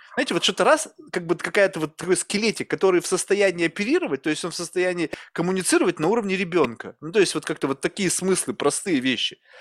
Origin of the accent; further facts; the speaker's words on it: Russia; now in United States; я же родился в России